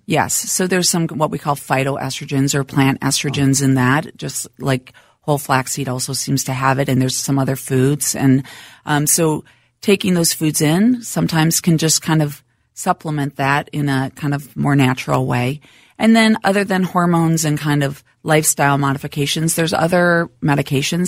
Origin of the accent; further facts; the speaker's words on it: Minnesota, United States; Minnesota, born and raised, uh, grew up he, right here in town.